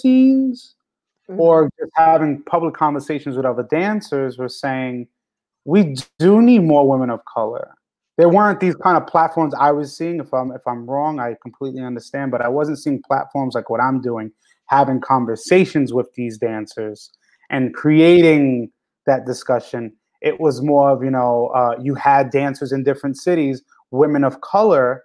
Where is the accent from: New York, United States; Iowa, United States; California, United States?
New York, United States; I'm coming from New York